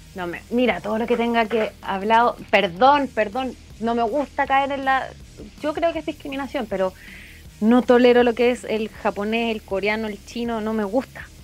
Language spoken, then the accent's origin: Spanish; Chile; en Chile tenemos mucha música